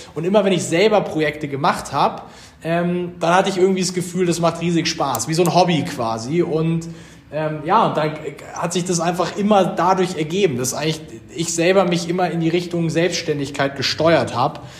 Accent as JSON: {"language": "German", "town": "Munich", "region": "Bavaria", "country": "Germany", "tie": "born or raised there", "also_born_or_lived": "Pullach", "said": "Wir Gründer sind auch alle Bayern."}